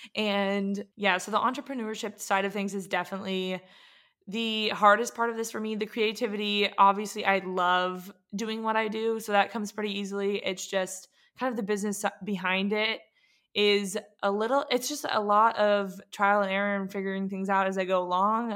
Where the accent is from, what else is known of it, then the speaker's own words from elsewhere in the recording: San Diego, California, United States; moved away as an adult; also born or lived in Atlanta, Georgia; now in Portland, United States; I grew up in San Diego, Charles Bowden specifically